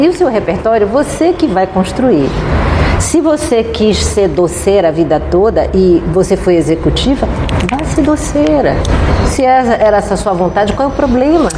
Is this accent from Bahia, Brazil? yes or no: yes; Bahia, Brazil; Eu sou baiana